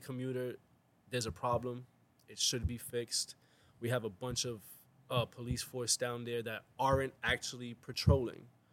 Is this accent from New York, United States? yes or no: yes; New York City, New York, United States; I am from the South Bronx